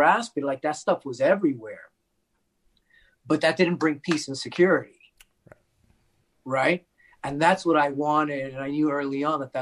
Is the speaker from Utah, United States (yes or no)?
no; New York City, New York, United States; I grew up in the Bronx in New York City